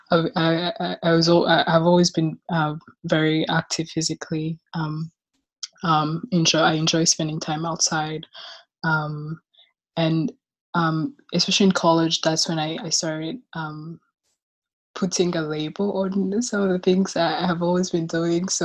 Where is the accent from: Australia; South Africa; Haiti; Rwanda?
Rwanda; now in Chicago, United States; I am from Rwanda. And last year I graduated from the University of Chicago, where I was studying philosophy, and I currently live in Chicago.